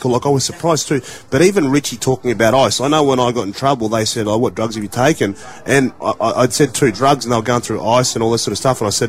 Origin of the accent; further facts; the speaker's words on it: Sarina, Queensland, Australia; it wasn't me when I came from Sarina. I didn't drink till I was 21.